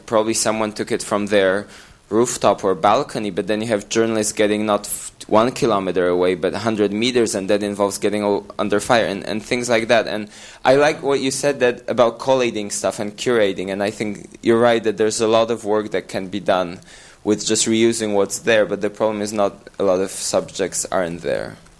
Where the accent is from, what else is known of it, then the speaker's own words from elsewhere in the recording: Poland; I'm from Poland